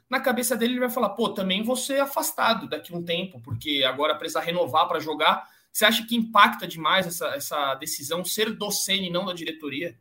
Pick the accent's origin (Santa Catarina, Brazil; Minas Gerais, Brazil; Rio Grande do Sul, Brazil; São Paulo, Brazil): São Paulo, Brazil; Cotia; eu que sou de Cotia